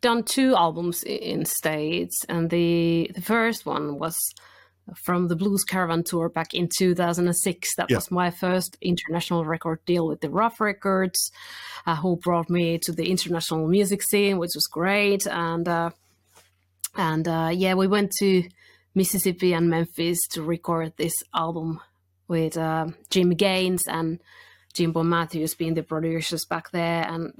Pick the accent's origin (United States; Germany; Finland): Finland; first language Finnish; English is a second language; And it's always, because I'm a Finnish-spoken person, it's always good t